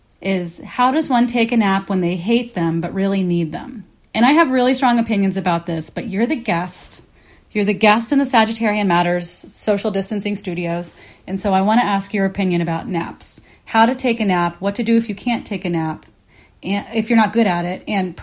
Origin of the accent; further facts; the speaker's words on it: Kansas, United States; because I grew up in Kansas in a religious household.